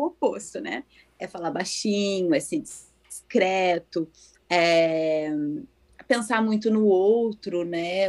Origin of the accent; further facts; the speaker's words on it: Porto Alegre, Rio Grande do Sul, Brazil; moved away as an adult; also born or lived in Cachoeirinha / Novo Hamburgo; now in Japan; Eu sou natural de Porto Alegre. Morei no Rio Grande do Sul até meus 31 anos